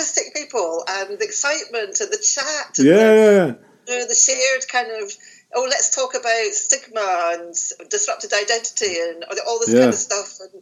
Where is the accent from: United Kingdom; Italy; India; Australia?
United Kingdom; Glasgow, Scotland; I was born in Glasgow